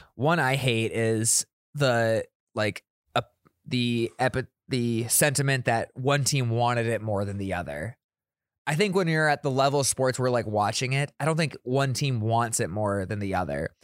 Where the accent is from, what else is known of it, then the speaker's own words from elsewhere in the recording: South Dakota, United States; moved away; I'm from South Dakota, I have a lot of S D S U people in my Snapchat and my Instagram still